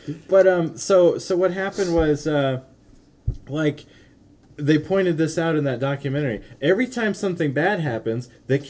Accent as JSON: {"language": "English", "region": "Wyoming", "country": "United States", "tie": "born or raised there", "said": "I grew up in Wyoming."}